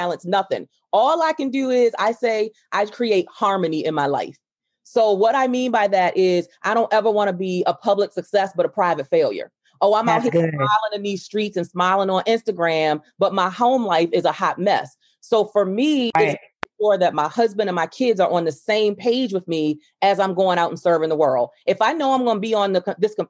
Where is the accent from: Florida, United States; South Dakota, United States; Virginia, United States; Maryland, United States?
Maryland, United States; Baltimore; I grew up in Lafayette Projects in Baltimore, Maryland